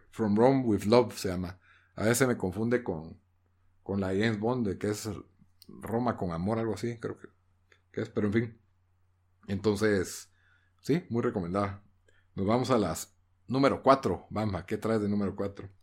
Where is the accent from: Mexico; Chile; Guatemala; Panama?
Guatemala; como guatemalteco